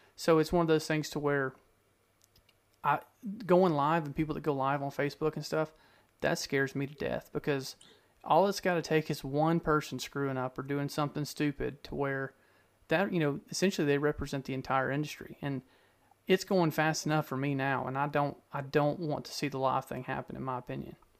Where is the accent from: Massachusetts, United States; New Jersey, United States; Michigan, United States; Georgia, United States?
Georgia, United States; I grew up in Georgia